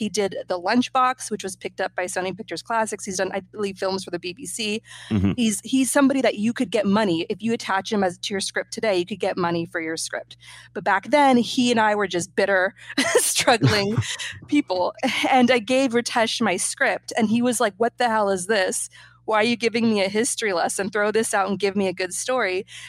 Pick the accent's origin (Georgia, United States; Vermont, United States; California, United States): California, United States; Growing up in Northern California, my grandfather, who lived through Stalin's genocide famine in Ukraine, was the world to me.